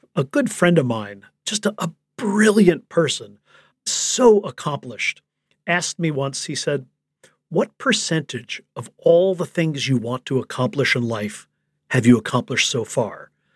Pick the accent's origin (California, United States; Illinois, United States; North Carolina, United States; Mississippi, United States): Illinois, United States; Chicago; I grew up in Chicago